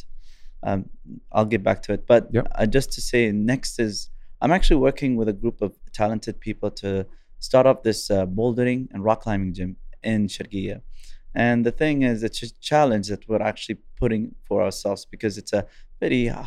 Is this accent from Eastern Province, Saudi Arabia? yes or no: yes; Eastern Province, Saudi Arabia; also born or lived in Japan; I'm from Shergiya